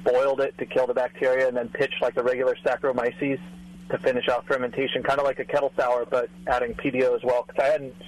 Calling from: Burbank, California, United States; I'm calling from Burbank.

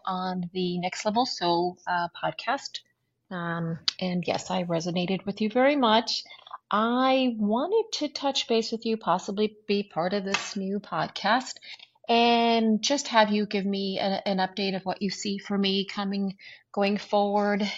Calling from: North Carolina, United States; I'm calling from North Carolina

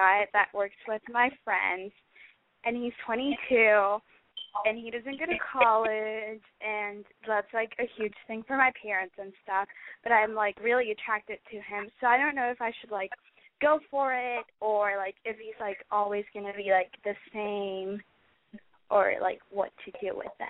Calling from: Texas, United States; I'm 18, and I'm from Texas.

